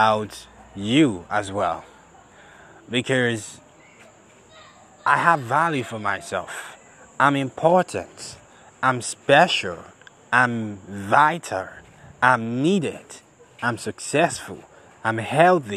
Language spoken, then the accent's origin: English; Benin City, Edo, Nigeria; I'm from Nigeria. I'm a Benin boy